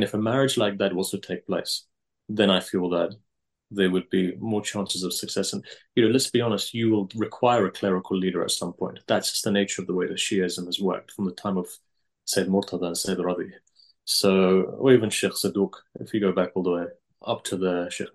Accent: England, United Kingdom; where I was born and brought up in England, our community, they came over in the 60s or 70s mostly

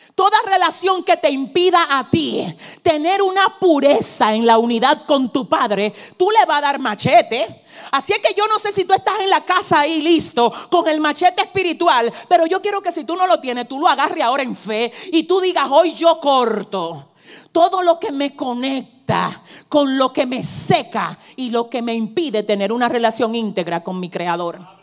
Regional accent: Cibao, Dominican Republic; vengo como dominicana cibaeña

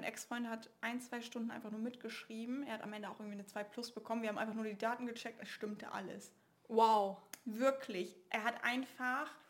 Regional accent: Northern Germany, Germany; äh, wir kommen aus Norddeutschland.

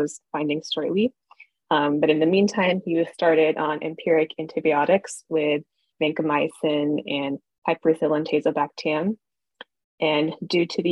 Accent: Houston, Texas, United States; moved away as an adult; also born or lived in Kansas City, Missouri / Baltimore, Maryland; now in Boston, United States; I'm originally from Houston, Texas

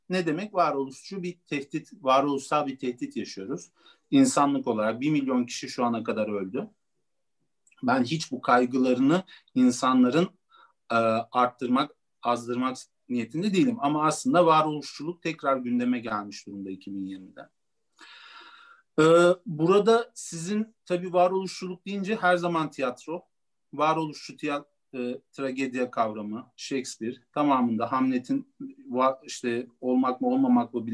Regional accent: Turkey; biz de Gürcü asıllıyız. Gürcistan asıllıyız. Yani o, Türkiye'de doğma, doğdum

